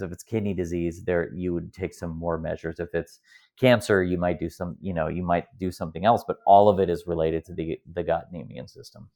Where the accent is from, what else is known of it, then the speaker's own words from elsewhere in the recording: Midwest, United States; I'm from the Midwest here in America